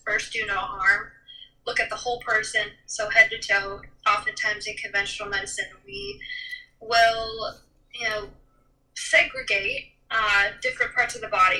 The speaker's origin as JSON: {"language": "English", "region": "Midwest", "country": "United States", "tie": "born or raised there", "said": "I grew up in the Midwest"}